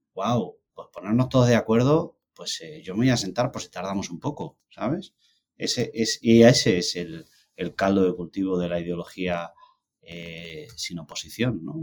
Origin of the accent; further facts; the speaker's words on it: Andalusia, Spain; now in United States; como soy andaluz